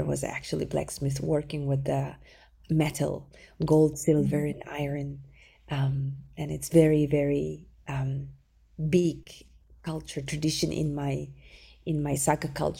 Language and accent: English; Sakha Republic, Russia; moved away; I was born in Republic of Sakha Yakutia. It's the official name of my homeland, Republic of Sakha.